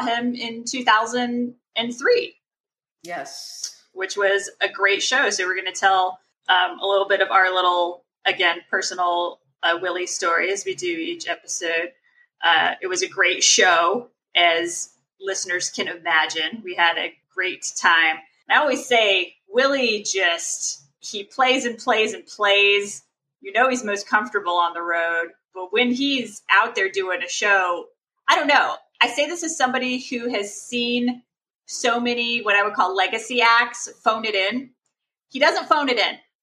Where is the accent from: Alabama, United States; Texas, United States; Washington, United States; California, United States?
Texas, United States; growing up in Texas